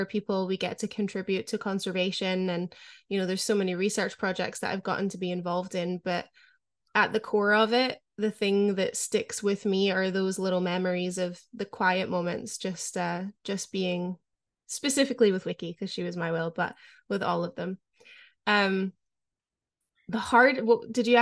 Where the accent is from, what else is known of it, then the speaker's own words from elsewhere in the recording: Scotland, United Kingdom; growing up in Scotland